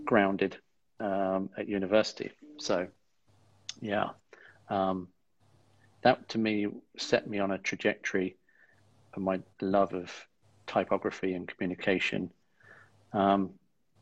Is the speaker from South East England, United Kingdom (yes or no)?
yes; East Sussex, South East England, United Kingdom; I grew up in East Sussex, with South Downs on our doorstep